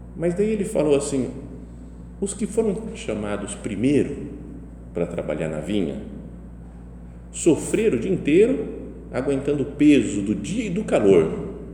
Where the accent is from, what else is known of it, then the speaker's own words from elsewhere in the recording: Brazil; eu sou brasileiro, estou aqui, de fora